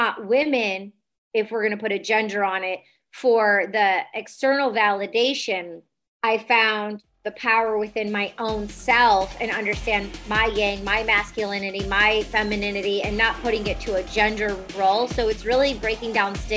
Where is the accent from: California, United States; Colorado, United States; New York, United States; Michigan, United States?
Michigan, United States; Detroit; I grew up in Detroit, EDM scene